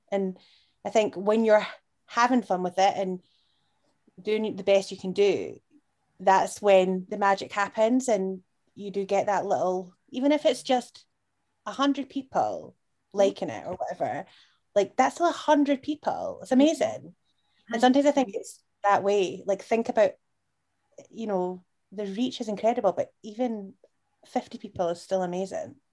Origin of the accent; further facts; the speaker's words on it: Edinburgh, Scotland, United Kingdom; I'm from Portobello